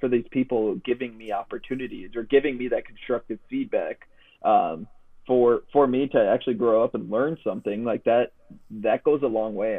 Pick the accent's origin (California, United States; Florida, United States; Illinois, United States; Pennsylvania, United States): Illinois, United States; Chicago; I grew up in Chicago